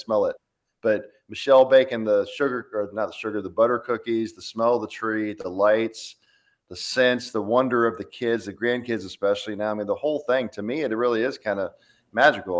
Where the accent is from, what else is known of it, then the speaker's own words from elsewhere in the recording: Florida, United States; moved away; growing up in Florida